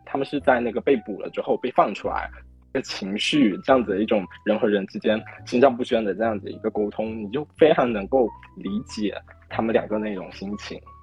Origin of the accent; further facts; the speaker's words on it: Fujian, China; accent: Fujian; moved away as an adult; also born or lived in Shenyang; 我是福建的